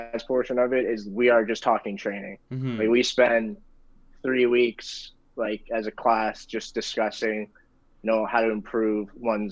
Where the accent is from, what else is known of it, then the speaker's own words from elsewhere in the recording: Canada; growing up in Canada